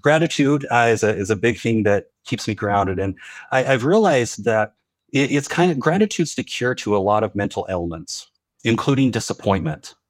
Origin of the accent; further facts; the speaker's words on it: Utah, United States; Growing up in Utah, I predominantly Mormon.